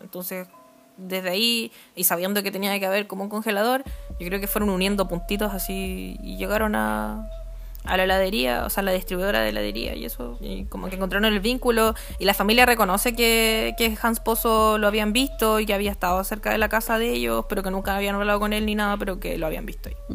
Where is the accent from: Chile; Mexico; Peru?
Chile; Puente Alto, Santiago Metropolitan Region; yo soy de Puente Alto